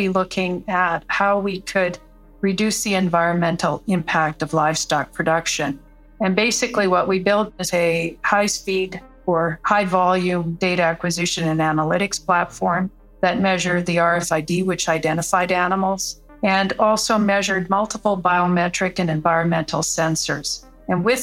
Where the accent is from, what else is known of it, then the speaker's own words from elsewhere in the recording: Saskatchewan, Canada; I grew up in Saskatchewan, so everyone is connected to agriculture in Saskatchewan